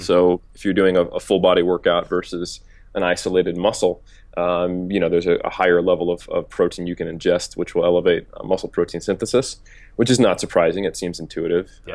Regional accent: United States; moved away as an adult; now in New Zealand; I'm an American who's living in New Zealand

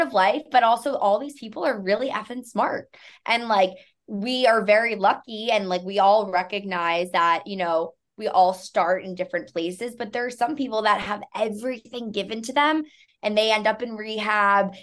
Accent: New York City, New York, United States; growing up in New York City

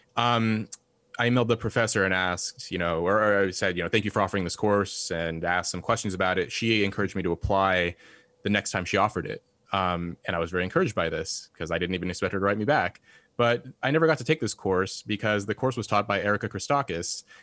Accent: Red Bluff, California, United States; born or raised there; moved away as an adult; also born or lived in Los Angeles, California; now in Cambridge

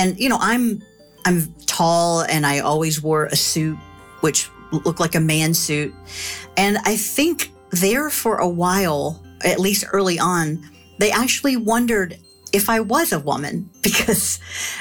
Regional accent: Kentucky, United States; moved away as an adult; I grew up in Kentucky, so I was familiar with guns.

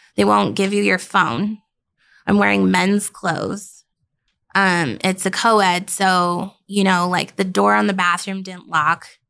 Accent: Denver, Colorado, United States; also born or lived in Billings, Montana; I'm from Colorado

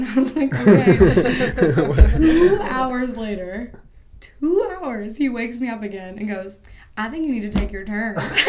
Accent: Pittsburgh, Pennsylvania, United States

